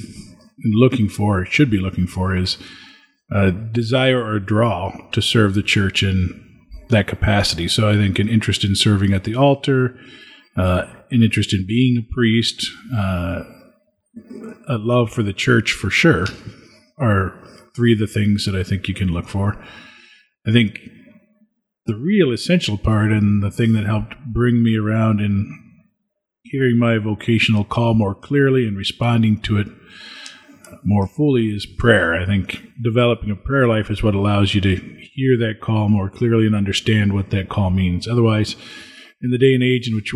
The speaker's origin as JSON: {"language": "English", "town": "Springfield", "region": "Illinois", "country": "United States", "tie": "born or raised there", "said": "I served the 6:20 a.m. Mass at the parish I grew up in Springfield, Illinois"}